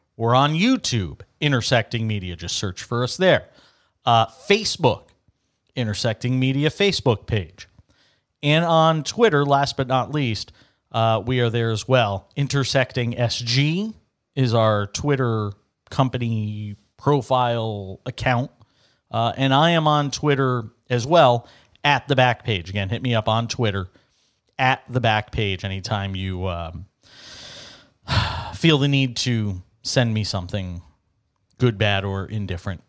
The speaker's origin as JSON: {"language": "English", "country": "United States", "moved": "as an adult", "said": "I'm still technically an American"}